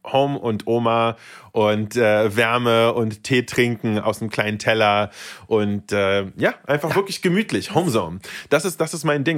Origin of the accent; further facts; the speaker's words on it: Berlin, Germany; also born or lived in Saint Petersburg, Russia; ich bin aufgewachsen in Berlin. Also, ich sage mal gerne, seit ich denken kann, bin ich in Berlin